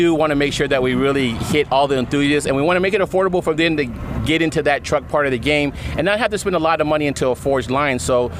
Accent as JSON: {"language": "English", "region": "California", "country": "United States", "also_born_or_lived": "Long Beach", "said": "I'm from California"}